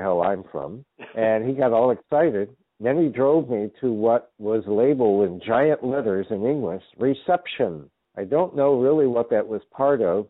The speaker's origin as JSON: {"language": "English", "country": "United States", "said": "I am an American."}